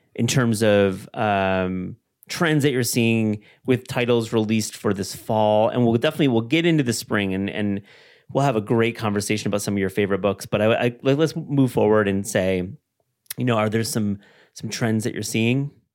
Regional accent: Kalamazoo, Michigan, United States; down the road is where I grew up in Kalamazoo, Michigan

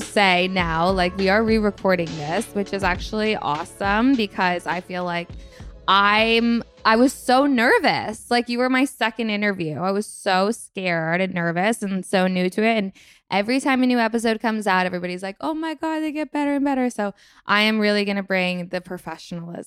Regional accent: Burlington, Vermont, United States; my second largest city is Burlington, Vermont, where I'm from

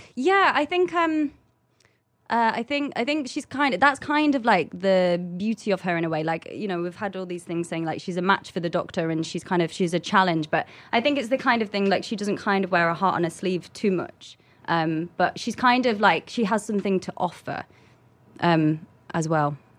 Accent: London, United Kingdom; I come from London

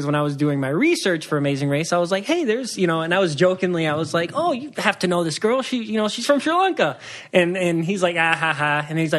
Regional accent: Puerto Rico; so I'm from Puerto Rico.

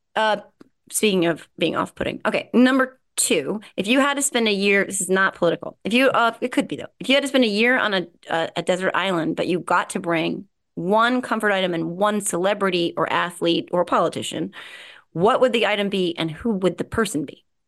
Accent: New Jersey, United States; I'm from Jersey

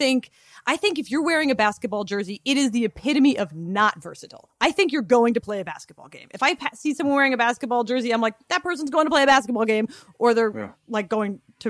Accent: Philadelphia, Pennsylvania, United States; because I'm from Philly

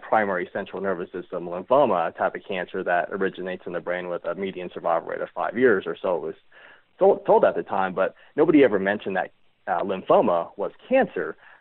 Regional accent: Reno, Nevada, United States; born or raised there

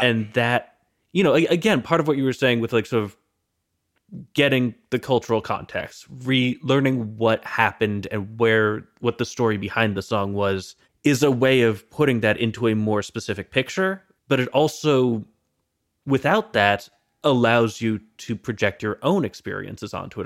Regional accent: United States; as an American

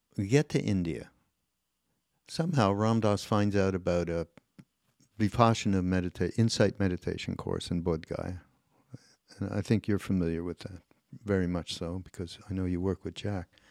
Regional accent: Canada; I'm Canadian

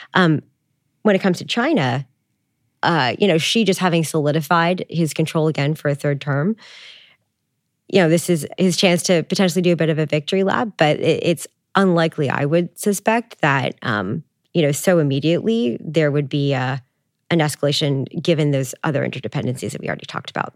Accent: Canada; I'm Canadian

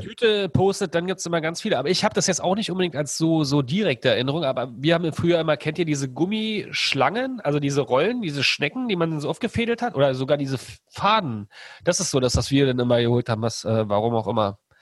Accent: outside Berlin, Brandenburg, Germany; ich bin ja im Osten groß geworden, in der Platte sozusagen, außerhalb von Berlin so ein bisschen

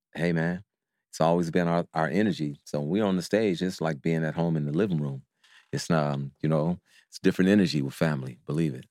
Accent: Oakland, California, United States; we're from Castlemont

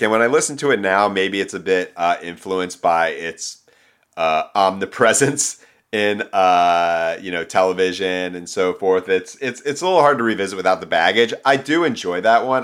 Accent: Philadelphia, Pennsylvania, United States; moved away as an adult; now in Los Angeles, United States; being home in, back in suburban Philadelphia

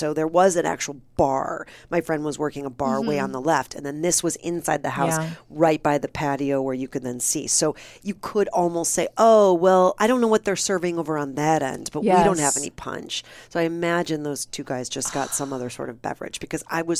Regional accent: Midwest, United States; I'm from the Midwest. I don't back down.

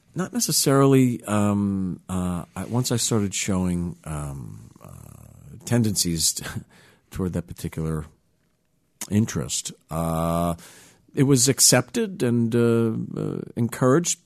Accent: New York, United States; I grew up in the New York area, uh, in New York

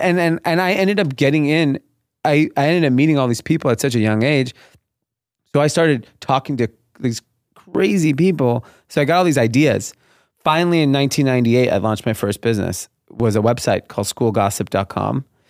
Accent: Los Angeles, California, United States; I grew up in a suburb of L A called Grenada Hills. Uh, it's in the San Fernando Valley.

